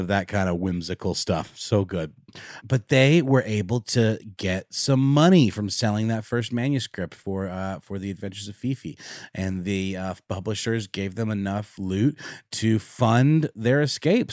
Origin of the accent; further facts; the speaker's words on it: Germany; moved away; I grew up in Germany